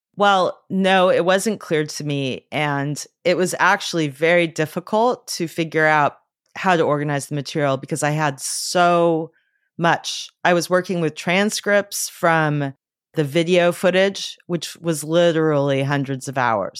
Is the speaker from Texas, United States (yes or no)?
no; Los Angeles, California, United States; I grew up in Los Angeles